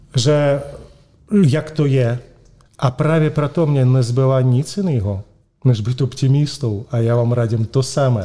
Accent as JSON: {"language": "Czech", "region": "Moscow", "country": "Russia", "tie": "born or raised there", "accent": "Russian", "second_language": "Czech", "moved": "yes", "lives_now": "Prague, Czechia", "said": "sice jsem Španěl, ale s ruským příjmením, eh, rodák z Moskvy, s ruským eh, přízvukem"}